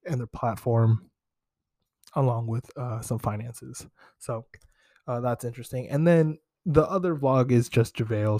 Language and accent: English; Bay Area, California, United States; growing up in the Bay Area